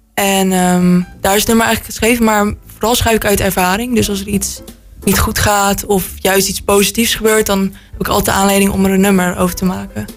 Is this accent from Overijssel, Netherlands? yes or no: no; Roosendaal, North Brabant, Netherlands; ik ben 17 jaar en ik kom uit Roosendaal.